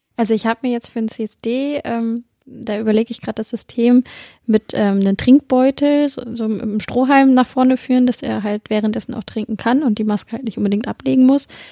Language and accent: German; Celle, Lower Saxony, Germany; ich komme ja aus Celle, der schönen Beamtenstadt